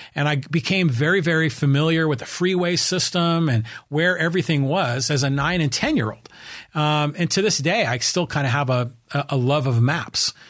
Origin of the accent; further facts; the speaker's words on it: Burlingame, California, United States; also born or lived in San Francisco; now in Poway, United States; born in San Francisco and I was raised in a town called Burlingame, which is, you know, on the San Francisco Peninsula